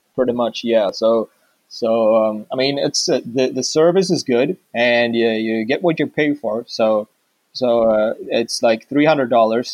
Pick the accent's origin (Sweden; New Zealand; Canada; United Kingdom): Sweden; I'm from Sweden